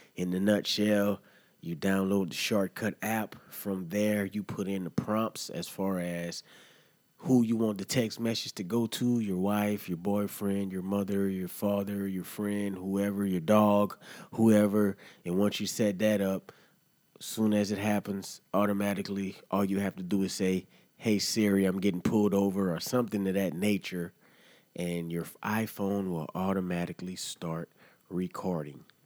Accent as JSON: {"language": "English", "region": "Louisiana", "country": "United States", "tie": "born or raised there", "moved": "as an adult", "lives_now": "Florida, United States", "said": "I was born in Louisiana, lived in Louisiana, man, and then I, I journeyed out here to Florida, man, and I've been here for the past 11 to 13 years off and on"}